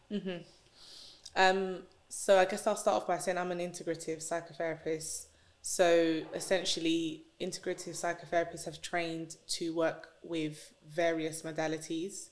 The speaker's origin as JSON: {"language": "English", "region": "London", "country": "United Kingdom", "tie": "born or raised there", "said": "I grew up in North London"}